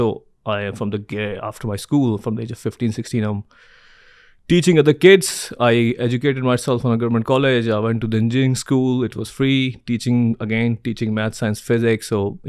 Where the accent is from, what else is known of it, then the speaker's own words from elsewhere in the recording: Karachi, Sindh, Pakistan; So I came from Karachi, very humbling background.